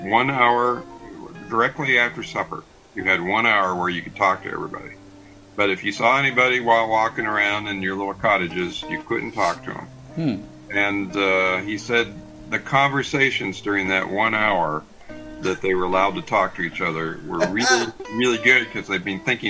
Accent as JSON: {"language": "English", "region": "Ohio", "country": "United States", "tie": "born or raised there", "said": "when I was growing up in Ohio, he was just down the road from me."}